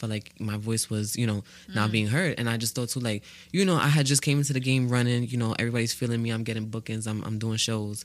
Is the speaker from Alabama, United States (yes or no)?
no; New York City, New York, United States; I'm from the Bronx. I'm from the stomping grounds of hip-hop